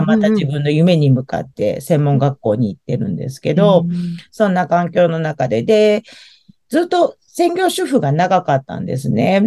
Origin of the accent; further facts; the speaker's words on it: Tama area, Tokyo, Japan; 私は東京の多摩地区の方に生まれも育ちもずっと住んでる